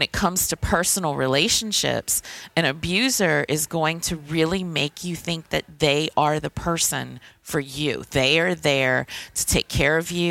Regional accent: Thibodaux, Louisiana, United States; now in New Orleans, United States; I'm originally from Thibodaux, Louisiana, but I live in New Orleans

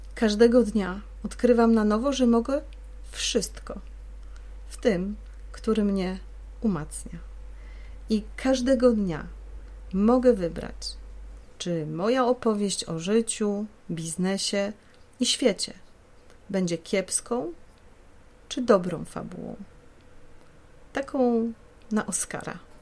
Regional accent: Poznań, Greater Poland, Poland; w rodzinnym Poznaniu

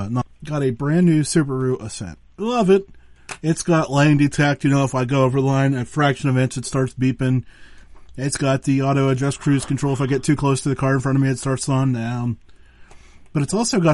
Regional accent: Western Pennsylvania, United States; I'm from Western Pennsylvania, so I get to Pittsburgh often

